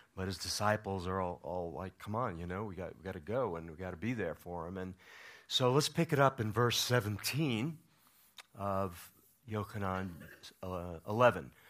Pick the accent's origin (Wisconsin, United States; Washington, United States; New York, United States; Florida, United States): New York, United States; now in Colorado, United States; I'm from New York, another small town